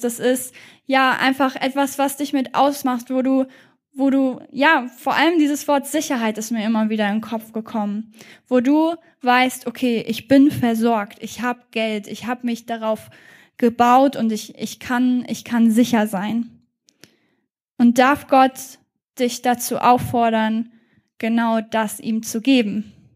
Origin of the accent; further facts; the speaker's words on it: Germany; wir als Deutsche